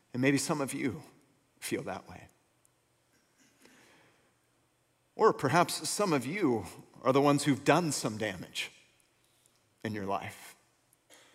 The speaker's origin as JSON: {"language": "English", "area": "Bay Area, North Bay", "region": "California", "country": "United States", "tie": "born or raised there", "said": "I was born and raised here in the Bay Area, North Bay"}